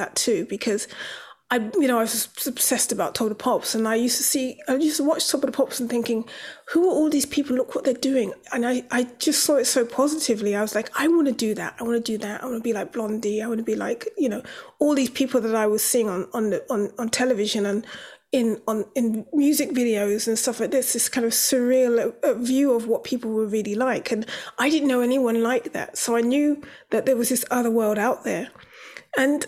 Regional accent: London, United Kingdom; I'm from Brixton

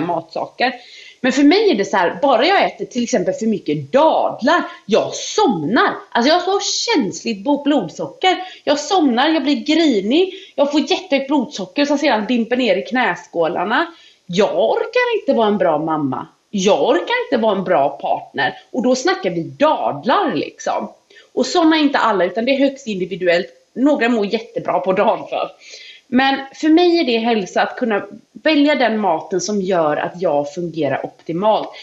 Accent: Gullholmen, Västra Götaland, Sweden; jag kommer ju från Gullholmen liksom. Där var det, vad ska man säga, det riktigt biter tag i en på vårkanten. Japp. Tänk dig, du vet när jag växte upp, vi hade inte rinnande vatten

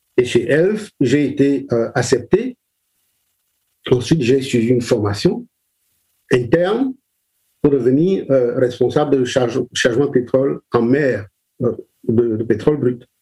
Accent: Douala, Littoral, Cameroon; je suis né au Cameroun, je suis euh, né à Douala

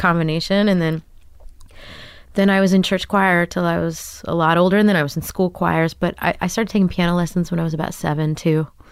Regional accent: Grapevine, Texas, United States; moved away as an adult; also born or lived in New York City; now in Brooklyn, United States; I grew up in Da, uh, outside of Dallas, Texas, in Grapevine, Texas

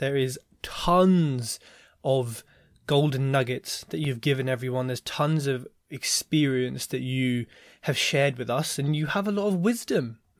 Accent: London, United Kingdom; I'm a Londoner

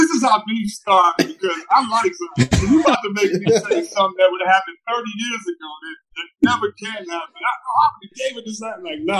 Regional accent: Detroit, Michigan, United States; I'm from Detroit.

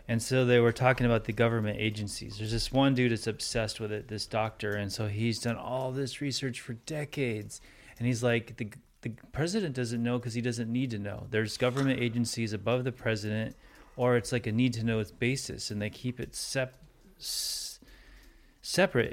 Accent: Santa Monica, California, United States; I was born in America. Like, third generation Santa Monica

